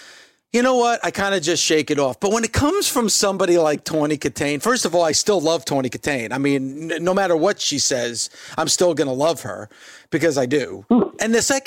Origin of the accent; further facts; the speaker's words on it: New Jersey, United States; I'm from Jersey